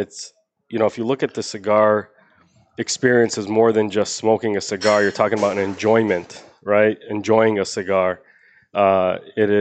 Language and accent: English; Chicago, Illinois, United States; moved away as an adult; also born or lived in Tulsa, Oklahoma; I'm originally from Chicago